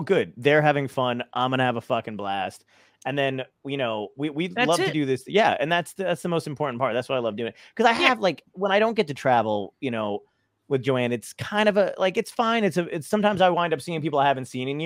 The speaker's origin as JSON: {"language": "English", "town": "Toms River", "region": "New Jersey", "country": "United States", "tie": "born or raised there", "said": "there was a Knuckleheads in my hometown that I used to MC at when I first started doing stand up in Tom's River, New Jersey."}